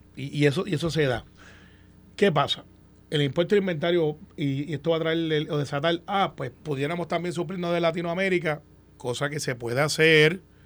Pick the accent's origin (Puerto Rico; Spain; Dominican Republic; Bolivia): Puerto Rico; como todo puertorriqueño